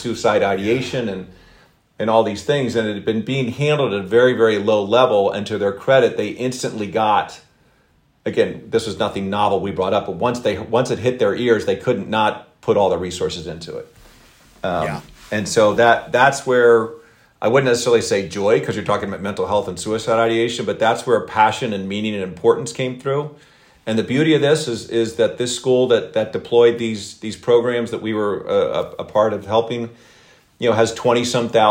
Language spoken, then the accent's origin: English; Philadelphia, Pennsylvania, United States; I'm from the Philadelphia area in the Philadelphia suburbs